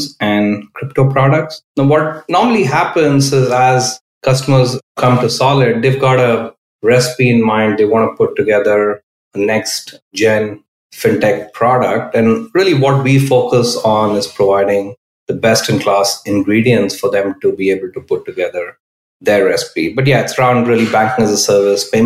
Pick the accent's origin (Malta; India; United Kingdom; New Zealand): India; Bangalore, Karnataka; moved away as an adult; now in Bay Area, United States; I grew up in India. I spent half my life in India, most of it in Bangalore